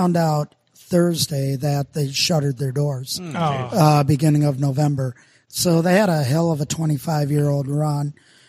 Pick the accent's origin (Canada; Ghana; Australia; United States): United States; Minnesota; accent: Minnesota; So I had my Minnesota accent mixed in with a little Vermonter, Vermonter and Boston.